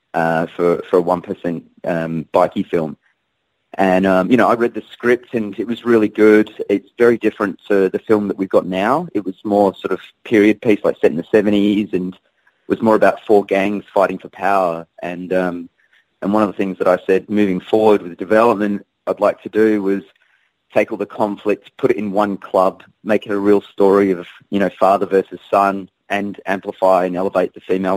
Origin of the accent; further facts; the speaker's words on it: Perth, Western Australia, Australia; Perth's obviously my hometown